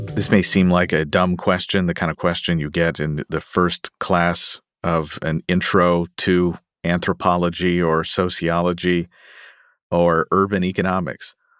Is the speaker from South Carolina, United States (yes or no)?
no; Louisville, Kentucky, United States; I consider Louisville, Kentucky, my hometown